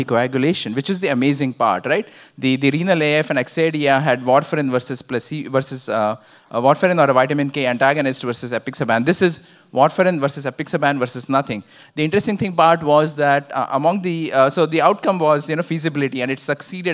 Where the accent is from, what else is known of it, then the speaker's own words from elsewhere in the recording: Ottawa, Ontario, Canada; I'm from Ottawa